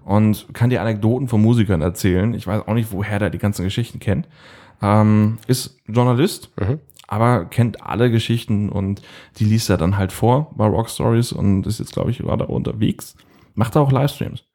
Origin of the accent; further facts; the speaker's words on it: Northern Germany, Germany; ich bin ja ein Norddeutscher